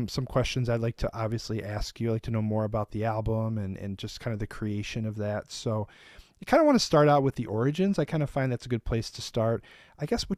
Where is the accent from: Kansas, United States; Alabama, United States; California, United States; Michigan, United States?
Michigan, United States; Detroit; we're from Detroit